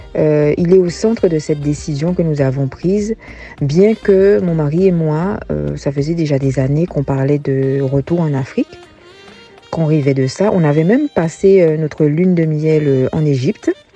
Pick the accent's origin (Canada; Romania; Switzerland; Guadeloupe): Guadeloupe; Gourbeyre; moved away as an adult; also born or lived in Basse-Terre, Guadeloupe; now in Benin; j'ai été élevée dans mon enfance à Gourbert